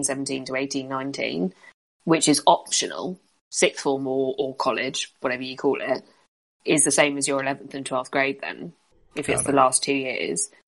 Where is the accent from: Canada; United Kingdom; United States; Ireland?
United Kingdom; We're British.